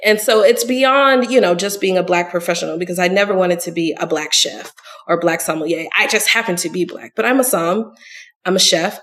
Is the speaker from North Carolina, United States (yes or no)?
no; Long Beach, California, United States; moved away as an adult; also born or lived in Sorrento, Italy; now in Atlanta, United States; I grew up in Southern California, which is a complete melting pot